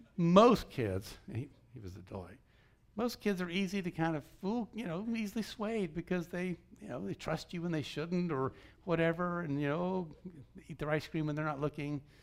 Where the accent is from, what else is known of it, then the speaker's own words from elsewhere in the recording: Georgia, United States; moved away; I grew up in Georgia